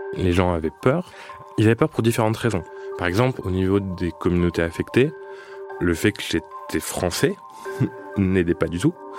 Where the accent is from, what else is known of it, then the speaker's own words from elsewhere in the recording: France; En tant que Français